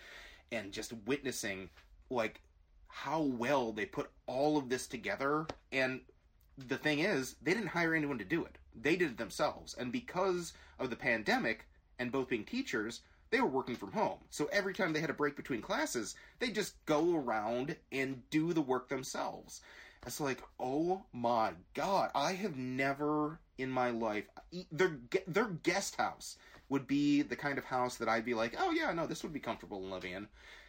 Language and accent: English; Glen Ellyn, Illinois, United States; we grew up in Glen Ellen